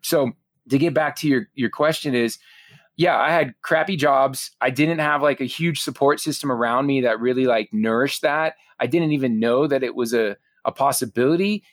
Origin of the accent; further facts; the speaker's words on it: South Florida, United States; growing up in South Florida